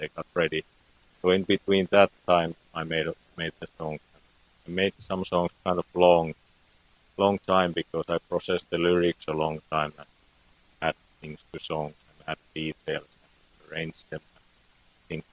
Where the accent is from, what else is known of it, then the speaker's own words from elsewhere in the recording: Finland; first language Finnish; English is a second language; my native tongue is Finnish, so it's Suomi.